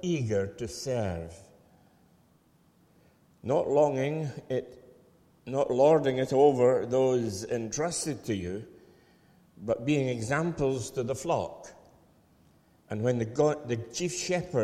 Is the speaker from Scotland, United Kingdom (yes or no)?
yes; Falkirk, Scotland, United Kingdom; I hail from Falkirk, and I can remember in the late 40s coming to Airdrie as a young lad